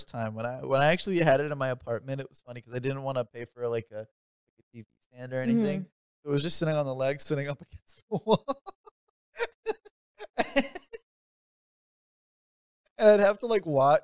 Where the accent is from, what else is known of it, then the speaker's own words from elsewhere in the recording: Dearborn Heights, Michigan, United States; I grew up in Dearborn Heights